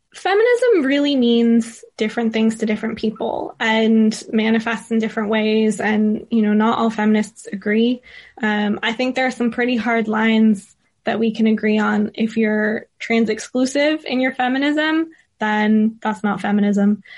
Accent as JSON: {"language": "English", "region": "California", "country": "United States", "tie": "born or raised there", "moved": "yes", "lives_now": "London, United Kingdom", "said": "growing up in California and now living in the U K and particularly in London"}